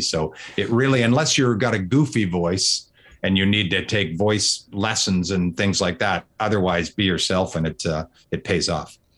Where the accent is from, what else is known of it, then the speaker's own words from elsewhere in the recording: Vancouver, British Columbia, Canada; moved away as an adult; also born or lived in Kelowna; now in Toronto, Canada; I'm from Vancouver. I'm in Toronto now